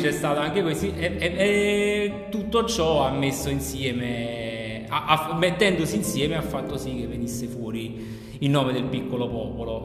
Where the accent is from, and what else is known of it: Campania, Italy